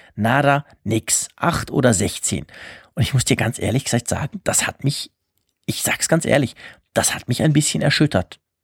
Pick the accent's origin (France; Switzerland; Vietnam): Switzerland; bei uns in der Schweiz